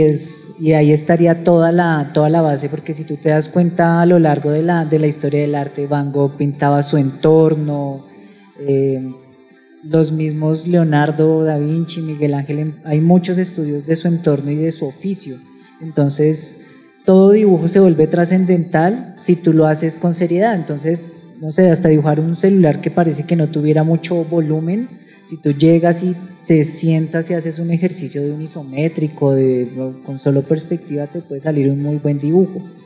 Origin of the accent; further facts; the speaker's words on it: Bogotá, Colombia; como, como bogotanos